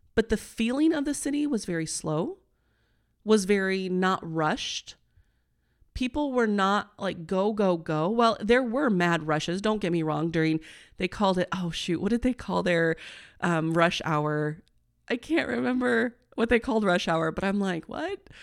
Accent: Midwest, United States; I'm a corn girl, I'm from the Midwest.

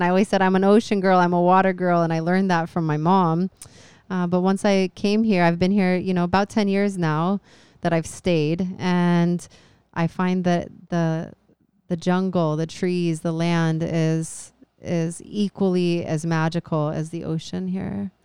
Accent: Phoenix, Arizona, United States; now in Hawaii, United States; I was raised in Arizona by a mother who was from Hawaii

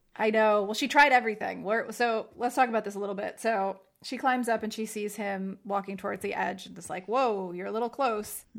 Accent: New Jersey, United States; I'm from Jersey

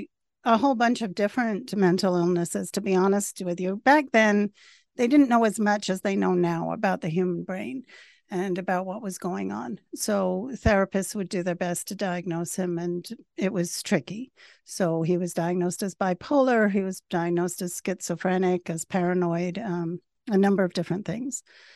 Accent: Venezuela; also born or lived in England / Caracas; So I was born in England, but when we were 3 years old, my father worked for Shell Oil. So we moved to Venezuela. And I grew up in a small town in Venezuela.

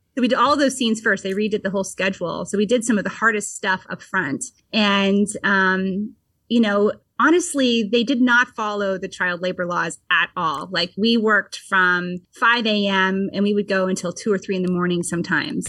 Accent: Vermont, United States; born or raised there

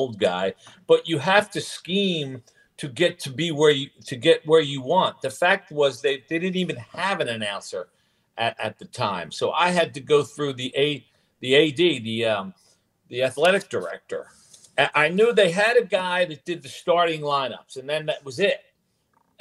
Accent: Philadelphia, Pennsylvania, United States; In the Alney section of Philadelphia, right down the street from Cardinal Doherty High School.

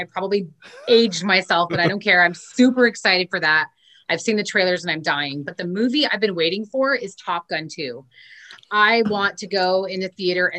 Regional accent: Orange County, California, United States; moved away as an adult; now in Long Beach, United States; I was born and raised in Orange County and moved to Long Beach.

